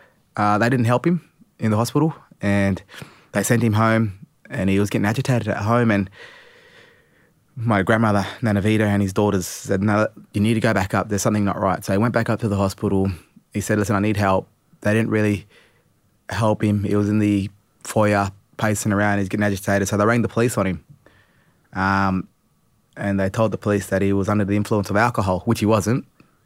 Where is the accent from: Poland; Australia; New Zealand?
Australia; Port Lincoln, South Australia; I was born in Port Lincoln. If people don't know where that is, that's where you do the great white shark diving here in Australia.